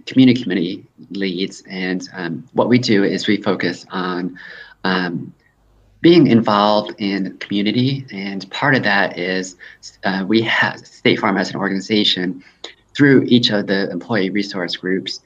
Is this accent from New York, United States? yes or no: yes; Hudson River Valley of New York, United States; also born or lived in South Korea; now in Atlanta, United States; I came to the States when I was only 3 years old, and lived in the Hudson River Valley of New York for several years